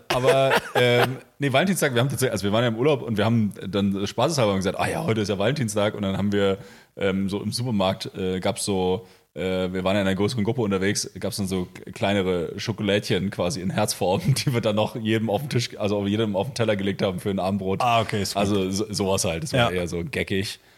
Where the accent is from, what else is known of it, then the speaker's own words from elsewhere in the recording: Potsdam, Brandenburg, Germany; also born or lived in Berlin; als Potsdamer, als Berliner